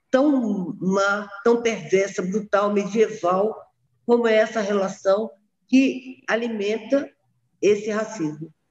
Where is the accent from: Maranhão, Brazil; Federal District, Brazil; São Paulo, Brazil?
Federal District, Brazil; Brasília; also born or lived in Rio de Janeiro; Eu nasci no Rio, mas eu gosto demais dessa cidade. Eu acho que todas as minhas experiências de vida estão aqui né? Aqui eu cresci, uh, estudei, uh, trabalhei, me casei, tive meus filhos, tudo aqui.